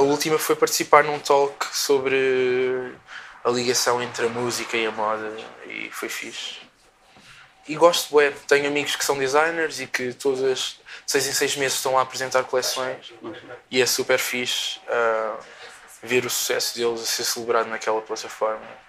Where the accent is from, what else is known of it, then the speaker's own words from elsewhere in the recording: Portugal; eu cresci cá em Portugal